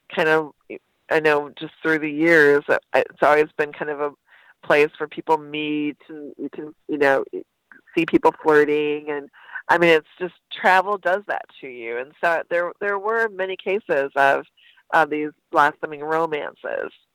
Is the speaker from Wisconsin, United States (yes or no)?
yes; Wausau, Wisconsin, United States; also born or lived in Merrill, Wisconsin; I lived in the town for a few years and then actually grew up in Wausau